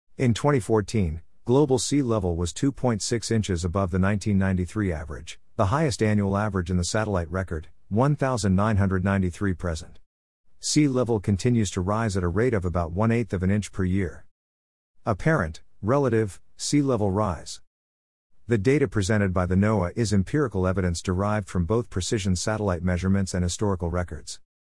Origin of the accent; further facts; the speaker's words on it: Palacios, Texas, United States; now in Rockwall, United States; My hometown of Palacios on the Texas Gulf Coast